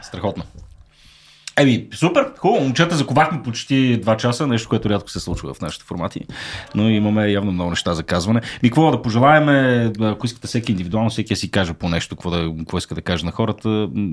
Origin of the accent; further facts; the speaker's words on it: Shumen, Shumen Province, Bulgaria; родния ми град Шумен